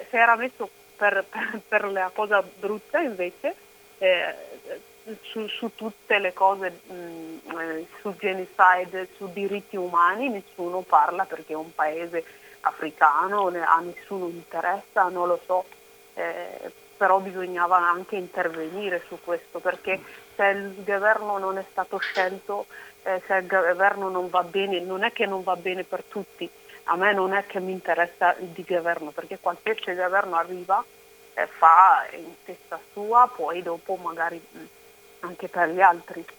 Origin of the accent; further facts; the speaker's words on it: Oromia, Ethiopia; now in Italy; Io sono cresciuta, nata in Oromia